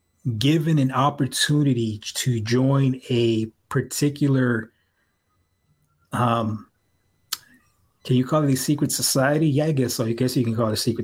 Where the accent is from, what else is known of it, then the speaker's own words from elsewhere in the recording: San Francisco, California, United States; I'm a native San Franciscan. I'm from the Mission